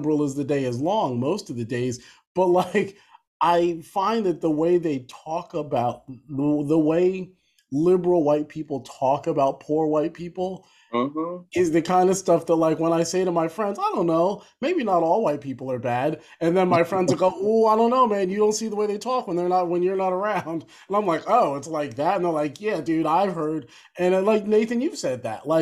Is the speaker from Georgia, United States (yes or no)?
no; New Jersey, United States; moved away as an adult; also born or lived in New York / Boston, Massachusetts; now in Philadelphia, United States; born in Philly, growing up in New Jersey